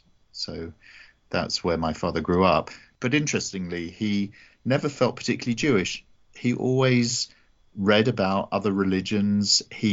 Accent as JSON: {"language": "English", "town": "Canterbury", "region": "South East England", "country": "United Kingdom", "tie": "born or raised there", "said": "I grew up in Canterbury in the southeast of England, which is a very historic city, the centre of the Church of England."}